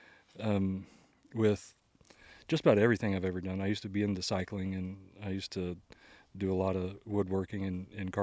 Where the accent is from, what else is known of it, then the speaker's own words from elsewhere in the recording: Houston, Texas, United States; also born or lived in Norway / Mississippi; grew up in the Houston, Texas area